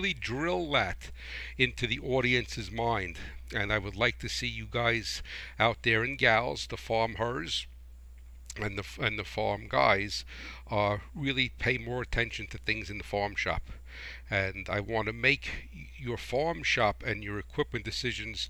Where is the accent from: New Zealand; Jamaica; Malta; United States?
United States; New Jersey; I am from New Jersey